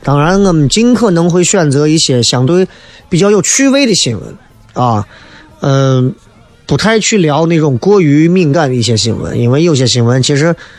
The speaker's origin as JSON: {"language": "Chinese", "town": "Xi'an", "region": "Shaanxi", "country": "China", "accent": "Xi'an dialect", "said": "因为我的西安方言不算是标准的"}